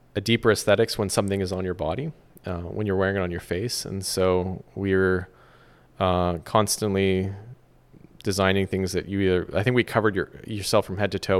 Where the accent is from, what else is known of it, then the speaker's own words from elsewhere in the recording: Vancouver, British Columbia, Canada; moved away as an adult; also born or lived in London / Silicon Valley; my hometown of Vancouver